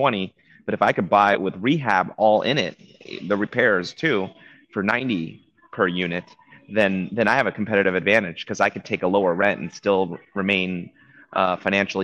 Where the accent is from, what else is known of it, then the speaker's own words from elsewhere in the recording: Orange County, California, United States; I'm originally from Orange County